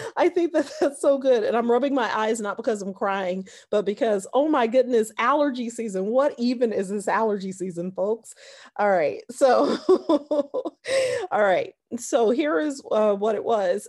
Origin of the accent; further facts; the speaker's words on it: Detroit, Michigan, United States; moved away as an adult; also born or lived in Florida / Philadelphia; I was born and raised in Detroit, and I went to Detroit schools